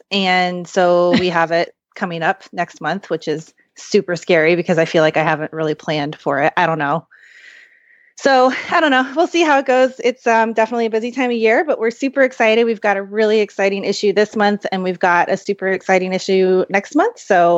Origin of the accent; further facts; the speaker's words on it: Kansas City, Missouri, United States; now in California, United States; right. now I'm in Kansas City, which is where I'm from. Well, I'm from Missouri.